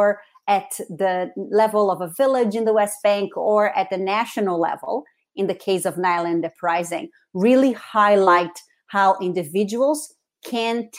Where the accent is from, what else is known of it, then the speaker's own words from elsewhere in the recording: Rio de Janeiro, Brazil; English is a second language; moved away as an adult; now in United States; I was born and raised in Rio de Janeiro in Brazil, and I came to the United States originally to study English for 1 year